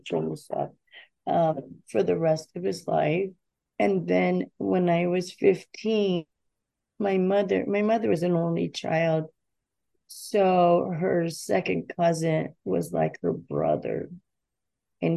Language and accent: English; Davie, Florida, United States; I'm born and raised in Davie, Florida